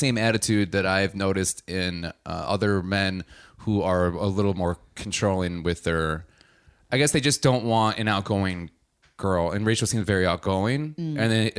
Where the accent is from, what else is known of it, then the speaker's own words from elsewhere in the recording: Madison, Wisconsin, United States; born there; You're from Madison. My family's from Madison. I was born in Madison.